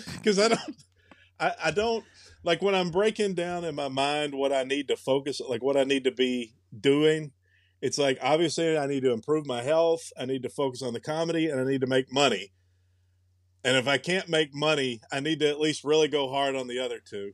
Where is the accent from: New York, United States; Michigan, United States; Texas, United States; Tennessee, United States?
Tennessee, United States; moved away; I'm from Tennessee